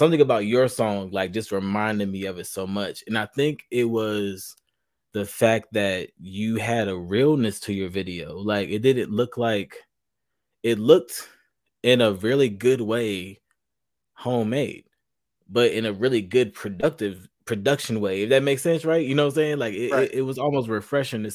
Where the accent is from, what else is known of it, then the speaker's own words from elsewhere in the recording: Charlotte, North Carolina, United States; I'm from North Carolina myself. I'm Charlotte.